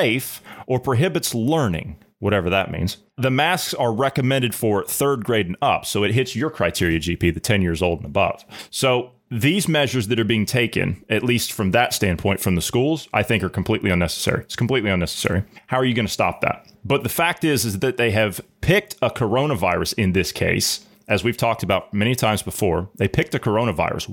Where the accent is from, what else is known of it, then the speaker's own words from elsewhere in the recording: Ohio, United States; my home state of Ohio